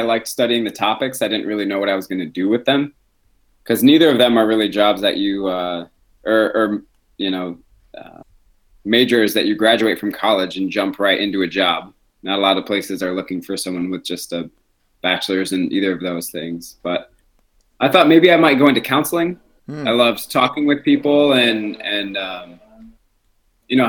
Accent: Grand Rapids, Michigan, United States; moved away as an adult; now in Sacramento, United States; my hometown of Grand Rapids

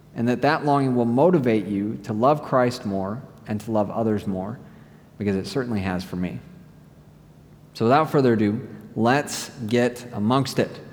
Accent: United States; moved away

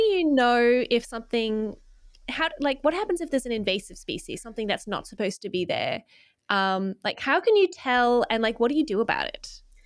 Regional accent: Australia; also born or lived in Melbourne; being an Australian

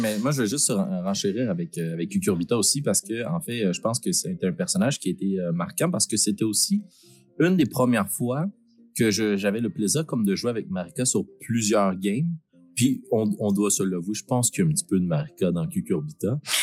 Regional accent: Shawinigan, Quebec, Canada; on vient de Shawinigan

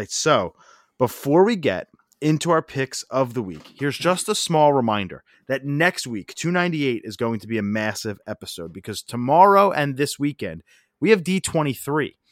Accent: Parkwood, United States; I lived in Parkwood. I grew up in Parkwood, just like you. My grandpop also lived in Parkwood, a couple streets over

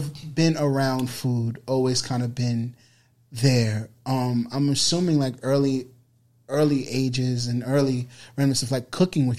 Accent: New York City, New York, United States; growing up in the Bronx, I didn't live that far from here.

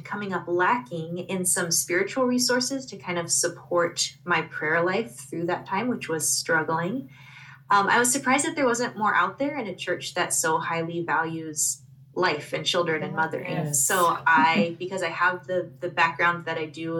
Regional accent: Portland, Oregon, United States; moved away as an adult; also born or lived in Midwest / Indiana; I am originally from Portland, Oregon, but ended up in the Midwest by way of the University of Notre Dame.

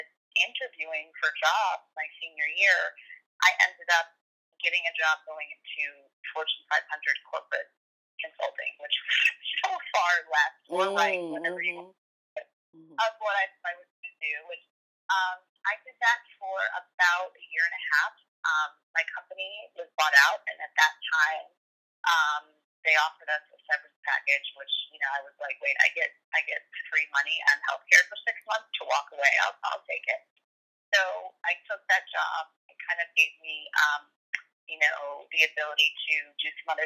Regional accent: Chicago, Illinois, United States; I grew up in Chicago

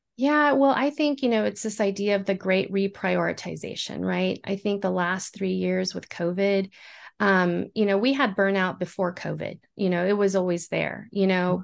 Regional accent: San Antonio, Texas, United States; I am from San Antonio, Texas

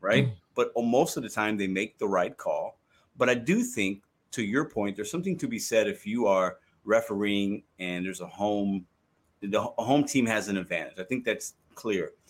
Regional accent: Chicago, Illinois, United States; now in Saint Louis, United States; I live in Saint Louis, but I'm a Cubs fan 'cause I was born and raised in Chicago.

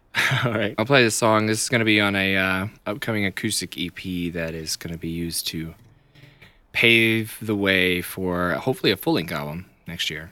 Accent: Chattanooga, Tennessee, United States; moved away as an adult; now in Nashville, United States; I am from Chattanooga originally.

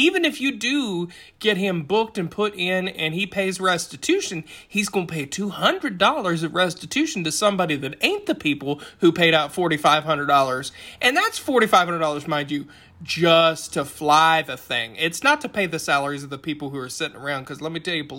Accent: Appalachia, United States; I'm at Appalachian. I am born and bred down here in the hills

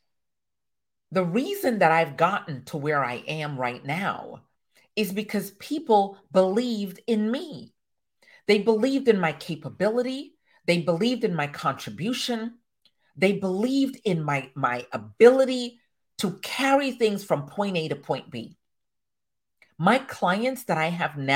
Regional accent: Jamaica; I am a Jamaican woman to my core.

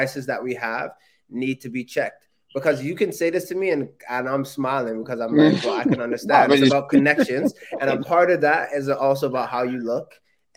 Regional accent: Canada; being a Canadian and not having a league my entire childhood

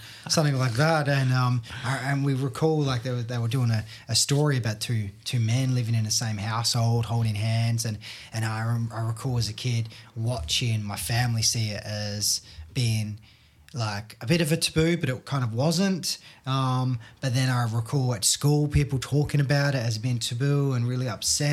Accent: Australia; I'm an Aussie

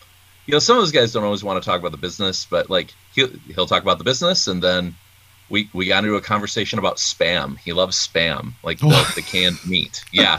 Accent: Traverse City, Michigan, United States; I'm from around the Traverse City area.

